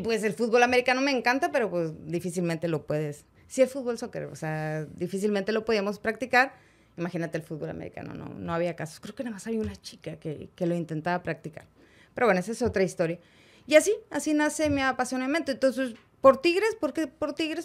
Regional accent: Monterrey, Nuevo León, Mexico; Soy de Monterrey, soy regia, 100%. No nací en la conchita, nací en el IMSS.

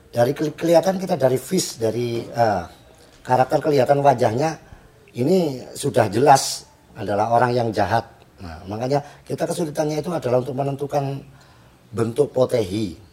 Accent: Jombang, East Java, Indonesia; born there; Saya asli kelahiran sini Jombang sini. Asli.

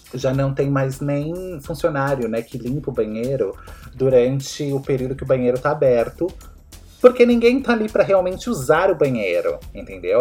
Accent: Brazil; eu sou brasileiro

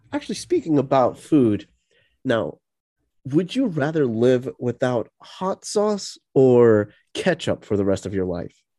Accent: tri-state area, United States; we're American, right? We're yeah. from the tri-state area

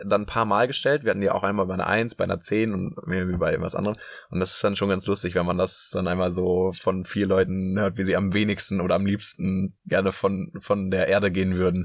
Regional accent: Münster, North Rhine-Westphalia, Germany; now in Hamburg, Germany; Ich komme aus Münster

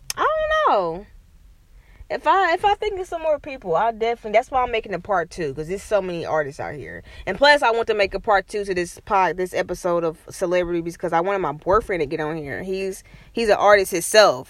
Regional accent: Kansas City, Kansas, United States; I was born and raised in Kansas City, Kansas

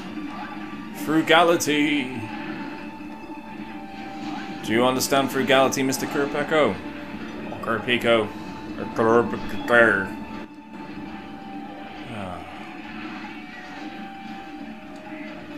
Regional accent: England, United Kingdom; I'm a Englishman.

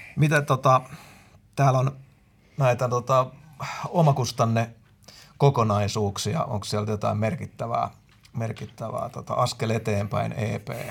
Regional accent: Finland; me ollaan Suomesta

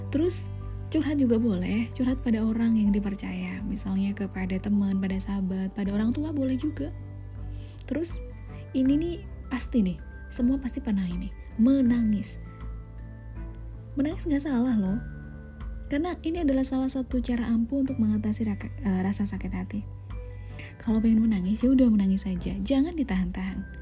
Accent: Java, Indonesia; kalau saya sih orang Jawa ya wes

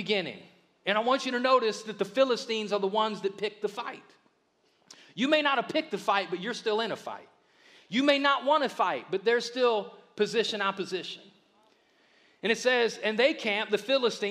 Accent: the South, United States; since I'm from the South, I lean with Alabama

